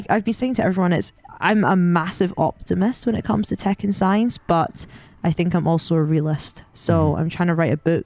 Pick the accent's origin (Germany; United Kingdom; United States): United Kingdom; Scotland; as you can tell from my accent, I'm Scottish. Maybe you can't tell, I don't know, but I'm Scottish